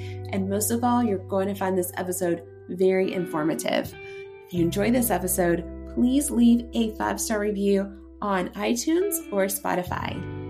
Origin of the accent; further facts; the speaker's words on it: Gray, Tennessee, United States; I grew up in Gray, Tennessee